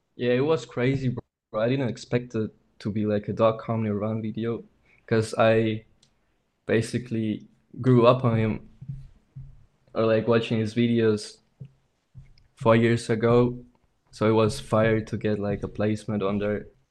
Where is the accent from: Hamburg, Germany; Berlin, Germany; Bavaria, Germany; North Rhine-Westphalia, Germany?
North Rhine-Westphalia, Germany; Aachen; I'm from Germany, Aachen. It's like a small city next to Cologne.